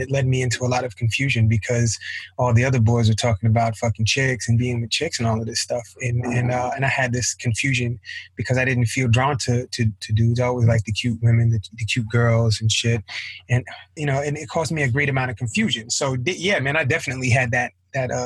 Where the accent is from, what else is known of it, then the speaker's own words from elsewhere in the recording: New York City, New York, United States; I was raised in Flatbush, Brooklyn, in the hood.